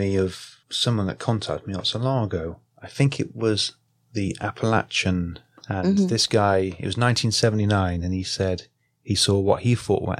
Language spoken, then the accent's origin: English; United Kingdom; we've got a lot of old stories in the UK.